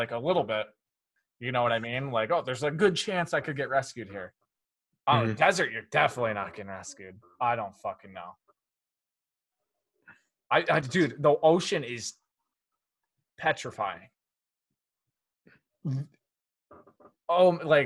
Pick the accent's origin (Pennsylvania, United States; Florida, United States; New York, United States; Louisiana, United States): New York, United States; now in New Hampshire, United States; We're all from New York. I'm in New Hampshire